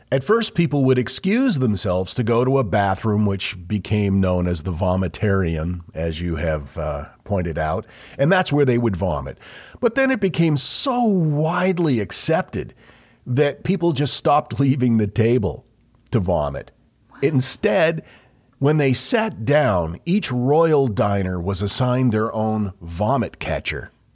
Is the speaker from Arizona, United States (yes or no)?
no; Maine, United States; we grew up in Maine